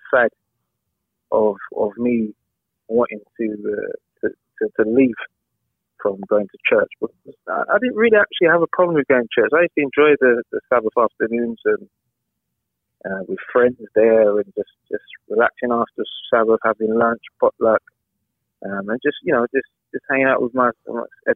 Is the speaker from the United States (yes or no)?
no; London, United Kingdom; I grew up in Southeast London, a place called Catford